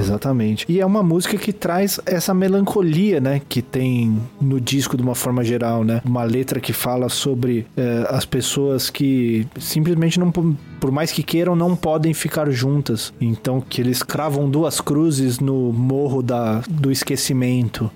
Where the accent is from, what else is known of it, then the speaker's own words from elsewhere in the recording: Brazil; aqui no Brasil